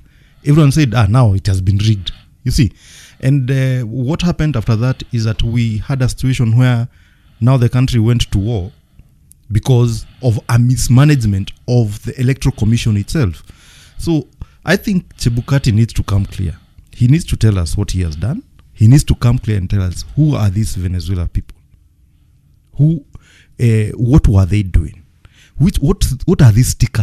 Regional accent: Kenya; As a Kenyan

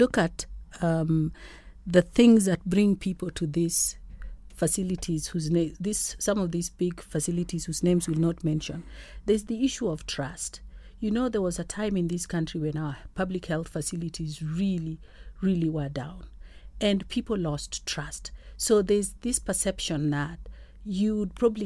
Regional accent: Kenya; as a Kenyan

